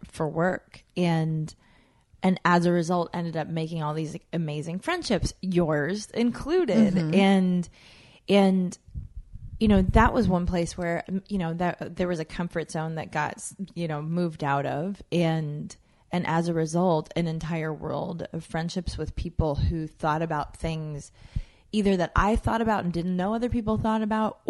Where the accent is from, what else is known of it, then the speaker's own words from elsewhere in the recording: United States; also born or lived in Jamaica; I was born a U.S. citizen, and then I grew up, most of my life has been here